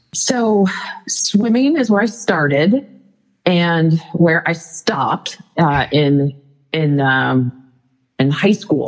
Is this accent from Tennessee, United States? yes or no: no; Northern California, United States; moved away as an adult; also born or lived in Arizona; I was born in Arizona really grew up in Northern California